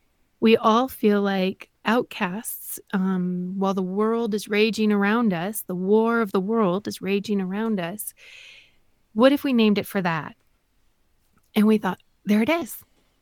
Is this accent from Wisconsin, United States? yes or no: yes; Wisconsin, United States; Well, I am not in politics. I am a mom from Northeast Wisconsin, and I'm a wife, I'm a mom, and a homeschooling mom